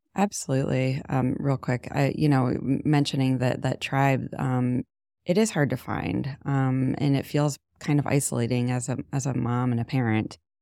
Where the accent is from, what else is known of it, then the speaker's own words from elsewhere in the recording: Canton, Ohio, United States; moved away as an adult; also born or lived in Jersey City / Hoboken; now in Shaker Heights, United States; I grew up in Canton